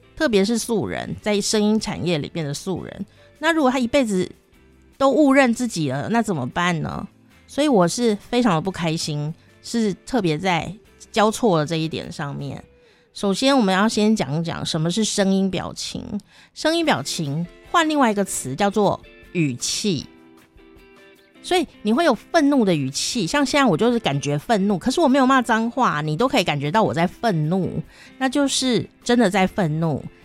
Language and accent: Chinese; Taichung, Taiwan; accent: Taichung accent; 你现在听我讲有什么腔调吗？是吧？台中腔是不是？对啊